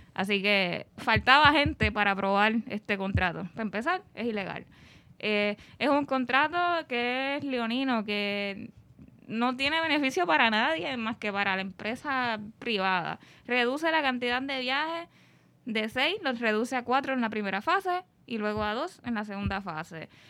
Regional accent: Puerto Rico; aunque los viequenses y los culebrenses se sientan como una nación aparte, por llamarle así, seguimos siendo puertorriqueños

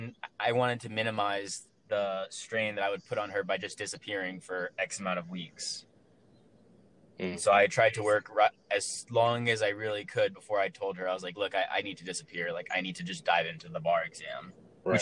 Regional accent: San Antonio, Texas, United States; I'm from San Antonio, Texas, Patrick.

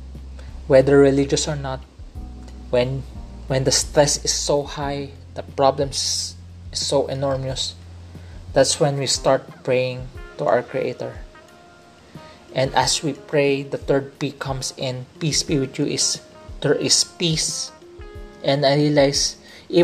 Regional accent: Philippines; I realized I am a Filipino. I am in the Philippines

